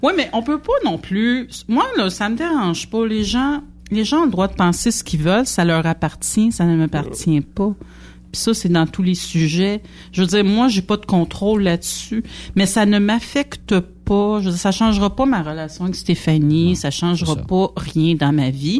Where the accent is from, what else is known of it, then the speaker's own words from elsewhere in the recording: Quebec, Canada; on vient du Québec puis on parle français, c'est pour ça qu'on a un drôle d'accent.